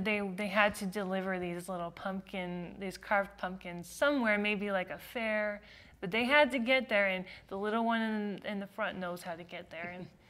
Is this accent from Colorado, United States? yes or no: no; Utah, United States; also born or lived in California / Switzerland; now in Florida, United States; And then we moved to Switzerland for a few years, and then here in Utah.